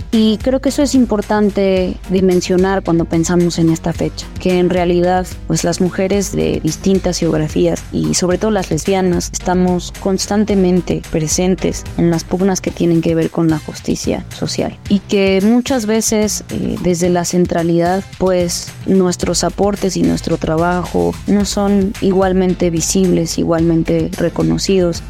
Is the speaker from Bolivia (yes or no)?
no; Cuernavaca, Morelos, Mexico; soy originaria de Cuernavaca, Morelos